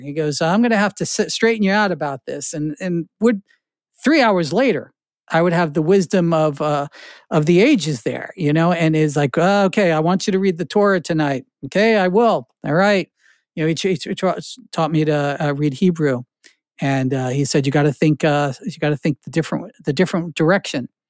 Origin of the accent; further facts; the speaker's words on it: New Jersey, United States; moved away; This is what I grew up in Jersey.